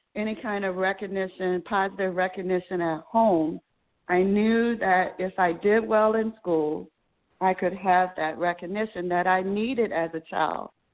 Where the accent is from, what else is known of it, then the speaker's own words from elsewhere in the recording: Baltimore, Maryland, United States; I was born and raised in Baltimore City